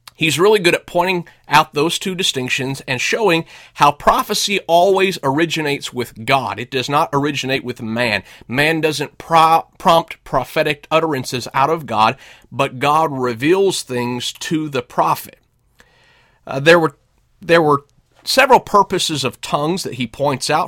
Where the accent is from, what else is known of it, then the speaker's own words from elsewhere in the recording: United States; first language English; moved away as an adult; also born or lived in Russia; I'm an American. I grew up speaking English. I moved to Russia for several years